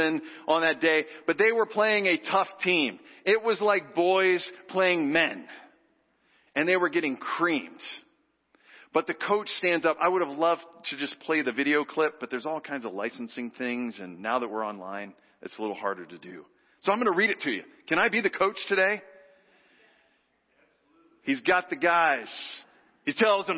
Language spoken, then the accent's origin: English; Texas, United States; moved away; growing up in Texas, where football is literally a religion. On Friday night, I'm not kidding. My little town of 75,000 people